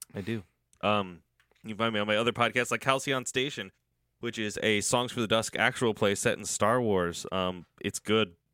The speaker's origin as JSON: {"language": "English", "region": "Iowa", "country": "United States", "said": "my home state"}